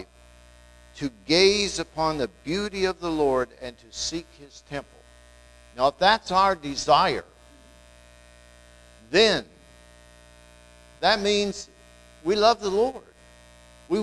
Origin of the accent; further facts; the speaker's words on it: Wetzel County, West Virginia, United States; I'm from Wetzel County, you know, and I'm about as far back in Wetzel County as you can get